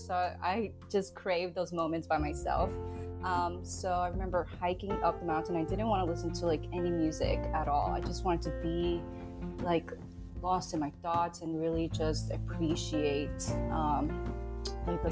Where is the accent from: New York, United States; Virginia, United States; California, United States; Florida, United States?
New York, United States; Long Beach; now in Atlanta, United States; I grew up in Long Beach, New York, um, and I lived right across from the ocean